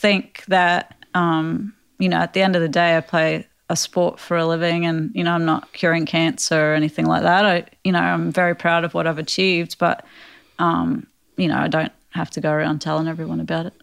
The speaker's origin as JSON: {"language": "English", "region": "Queensland", "country": "Australia", "tie": "born or raised there", "said": "where I grew up in Australia"}